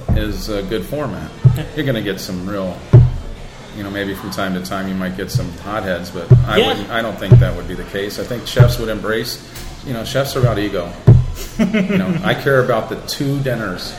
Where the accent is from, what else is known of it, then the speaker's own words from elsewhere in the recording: the Florida Keys, United States; moved away as an adult; now in Rochester, United States; I'm from the Keys, so that's my style